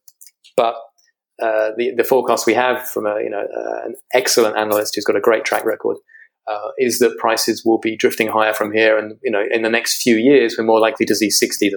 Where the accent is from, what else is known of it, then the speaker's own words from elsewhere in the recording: United Kingdom; you can hear from my accent, I'm a Brit.